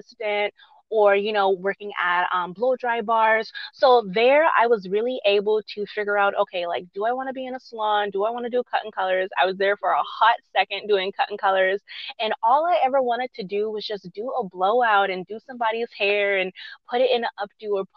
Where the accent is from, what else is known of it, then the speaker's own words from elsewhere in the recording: Charleston, South Carolina, United States; my hometown back in Charleston